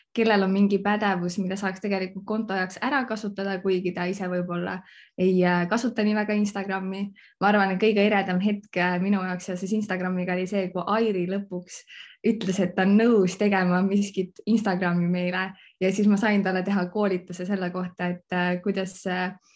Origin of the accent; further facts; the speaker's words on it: Võru County, Estonia; moved away; also born or lived in Viimsi; tegelikult pärit olen ma Võrumaalt